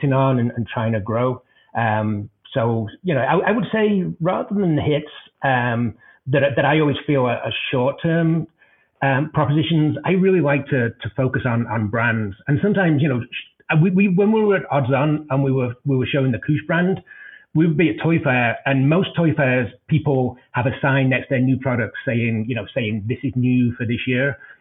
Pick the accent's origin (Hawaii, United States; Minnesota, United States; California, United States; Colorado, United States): Colorado, United States; Denver; my hometown of Denver